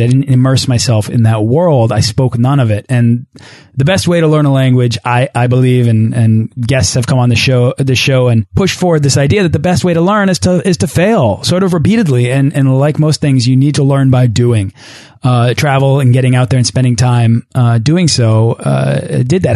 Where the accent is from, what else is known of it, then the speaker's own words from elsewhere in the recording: Boston, Massachusetts, United States; my hometown of Boston